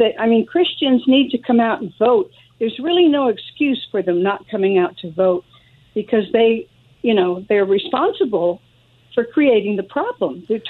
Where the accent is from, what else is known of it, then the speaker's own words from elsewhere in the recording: California, United States; for me, as a Californian